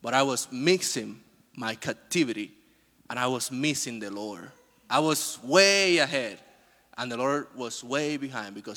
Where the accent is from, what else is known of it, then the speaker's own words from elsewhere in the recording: Dominican Republic; moved away; I was born in the Dominican Republic